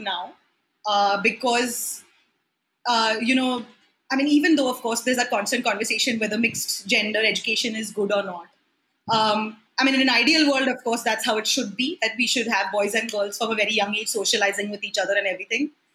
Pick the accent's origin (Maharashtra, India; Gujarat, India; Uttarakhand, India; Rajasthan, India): Maharashtra, India; Mumbai; I was born in Mumbai